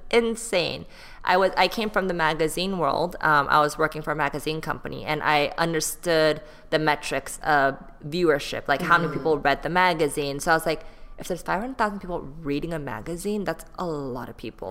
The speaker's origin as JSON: {"language": "English", "area": "Bay Area", "region": "California", "country": "United States", "tie": "born or raised there", "also_born_or_lived": "Texas / Seoul, South Korea", "moved": "as an adult", "lives_now": "Los Angeles, United States", "said": "I grew up in the Bay Area. Um, like that's where I went to middle school, high school"}